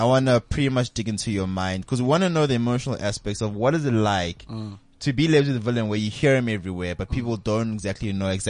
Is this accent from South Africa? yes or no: yes; Benoni, Gauteng, South Africa; also born or lived in Midrand